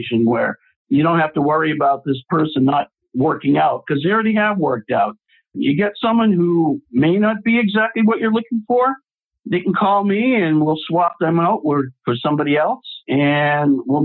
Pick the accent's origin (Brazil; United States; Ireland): United States; Boston, Massachusetts; now in Atlanta, United States; I'm originally from Boston, Massachusetts, and I'm a graduate of Boston University